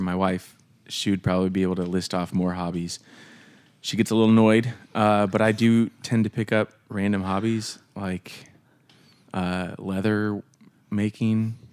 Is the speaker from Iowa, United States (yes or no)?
yes; Des Moines, Iowa, United States; also born or lived in Camp Hill, Pennsylvania; grew up here in the Des Moines area